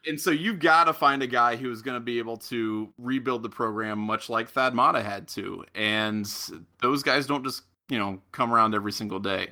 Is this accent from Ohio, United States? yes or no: yes; Middletown, Ohio, United States; also born or lived in Columbus, Ohio; I'm from Middletown